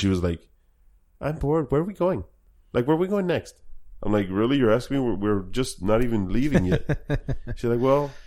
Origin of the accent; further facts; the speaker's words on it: Orange County, California, United States; I'm from Orange County